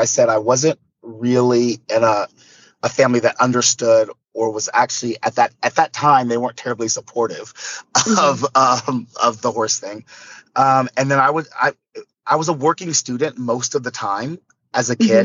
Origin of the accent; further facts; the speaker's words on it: Corpus Christi, Texas, United States; I was born in Corpus Christi